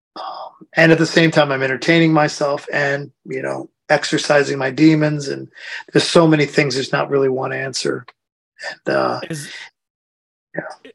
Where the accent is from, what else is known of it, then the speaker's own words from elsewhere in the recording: United States; moved away as an adult; now in Europe; being an American person